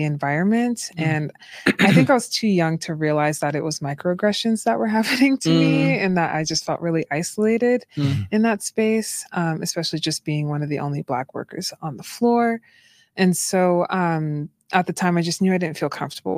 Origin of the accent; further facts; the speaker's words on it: Boston, Massachusetts, United States; moved away as an adult; also born or lived in Utah; I'm from Boston, Massachusetts, originally.